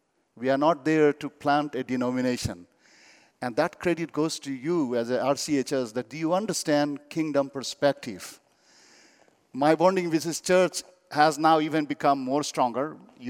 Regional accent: India; English is a second language; You know, I come from Buddhist background. I belong to Kampa tribe.

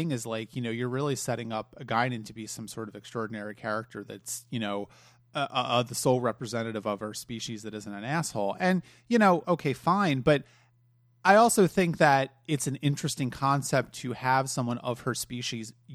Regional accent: Ireland; I'm Irish. I can get away with it.

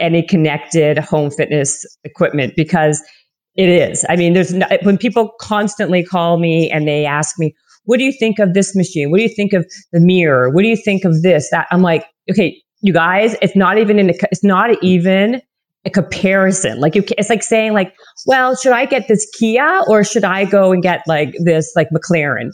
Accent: Winnipeg, Manitoba, Canada; accent: Canadian; moved away; also born or lived in Toronto, Ontario; i'm from winnipeg and then i moved to toronto for many many years

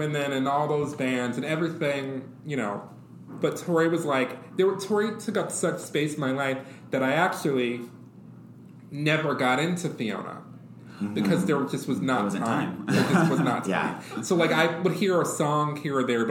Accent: Detroit, Michigan, United States; I grew up in Detroit, Michigan

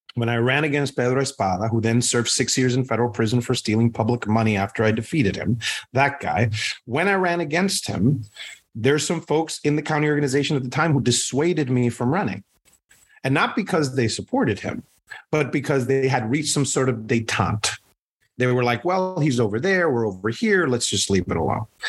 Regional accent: Puerto Rico; now in United States; I am Puerto Rican. I'm born and raised in Puerto Rico

